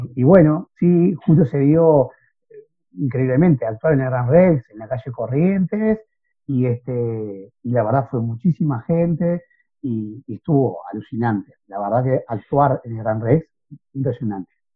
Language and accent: Spanish; Montevideo, Uruguay; en mi barrio, que es el barrio Cordón, donde yo nací